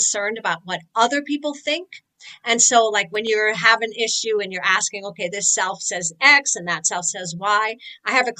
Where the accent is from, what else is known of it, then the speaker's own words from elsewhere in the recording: New York, United States; I'm from New York